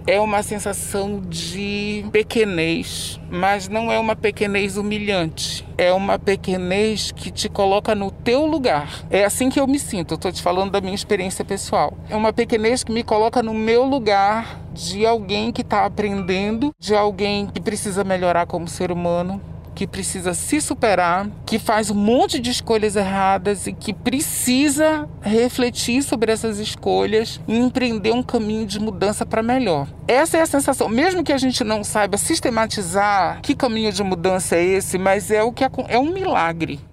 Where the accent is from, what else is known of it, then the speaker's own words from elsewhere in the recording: Belém, Pará, Brazil; sou paraense, nascido e criado em Belém